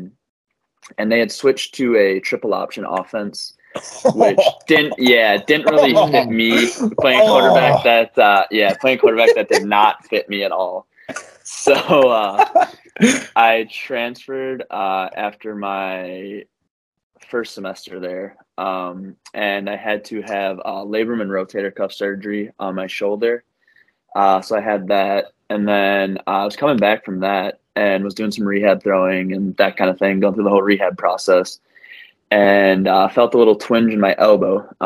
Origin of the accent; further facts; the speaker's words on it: Green Bay, Wisconsin, United States; I'm from Green Bay, Wisconsin, born and raised, grew up like 10 minutes from Lambeau